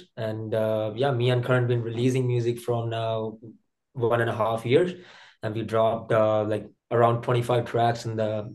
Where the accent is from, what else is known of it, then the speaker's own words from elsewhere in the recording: India; moved away as an adult; now in Canada; I'm from India. I came in Canada like 10 years ago as a student over here